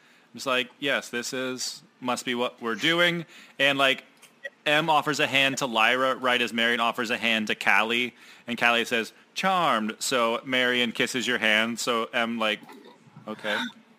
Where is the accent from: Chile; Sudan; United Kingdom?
United Kingdom; I am British. I can't do accents.